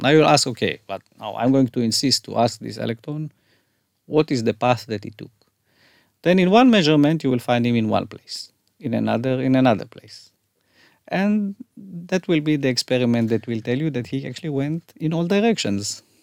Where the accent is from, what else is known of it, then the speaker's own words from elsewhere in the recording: Haifa, Haifa District, Israel; now in Tel Aviv, Israel; I grew up in Haifa